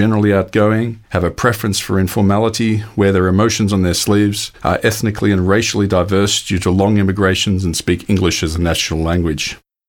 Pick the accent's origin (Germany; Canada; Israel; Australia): Australia